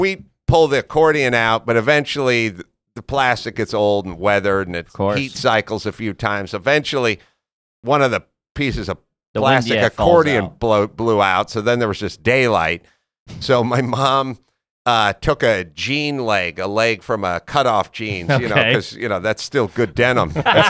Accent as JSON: {"language": "English", "town": "North Hollywood", "region": "California", "country": "United States", "tie": "born or raised there", "said": "I grew up in North Hollywood, California, which is just basically, you know, suburb of Los Angeles, San Fernando Valley. Grew up sort of poor, essentially."}